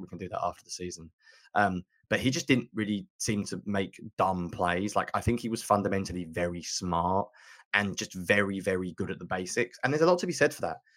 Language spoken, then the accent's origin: English; England, United Kingdom; I'm from England